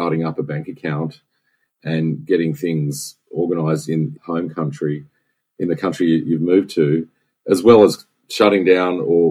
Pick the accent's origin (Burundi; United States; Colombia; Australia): Australia; Sydney, New South Wales; moved away as an adult; also born or lived in Singapore; I was born in Sydney, and I grew up on the north side of Sydney.